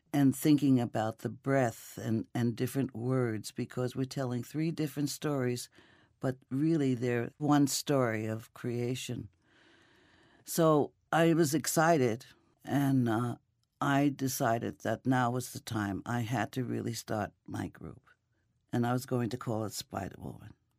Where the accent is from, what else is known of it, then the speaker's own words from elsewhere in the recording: New York City, New York, United States; I grew up, uh, in an Italian neighborhood, a native in an Italian neighborhood in Brooklyn.